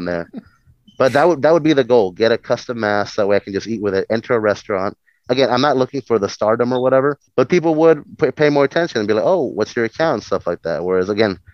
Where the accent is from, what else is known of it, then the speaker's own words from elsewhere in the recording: Mexico; moved away; I come from Mexico, so like I've had the immigrant life and everything